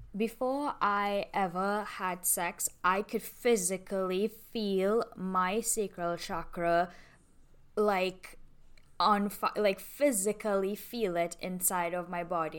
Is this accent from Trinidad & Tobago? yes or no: yes; Trinidad & Tobago; I'm from Toronto, Tobago